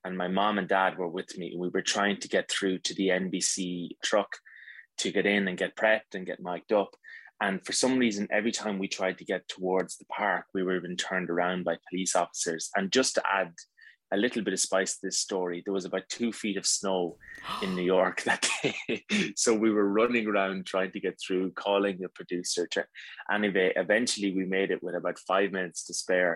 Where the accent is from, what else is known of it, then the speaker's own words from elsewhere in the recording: Ireland; as an Irish man